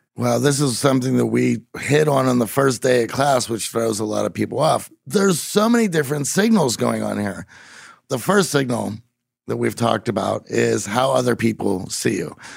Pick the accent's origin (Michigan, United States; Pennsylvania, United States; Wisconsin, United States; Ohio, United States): Pennsylvania, United States; Pittsburgh; I'm from Pittsburgh and there's no accent going on.